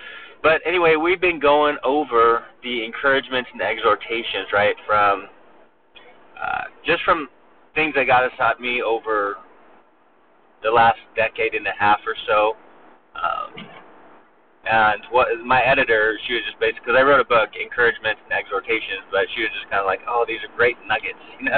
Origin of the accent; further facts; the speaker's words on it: California, United States; now in Alabama, United States; We came from Southern California, right? So, so we came from Southern California where the temperature was 72 degrees pretty much year-round.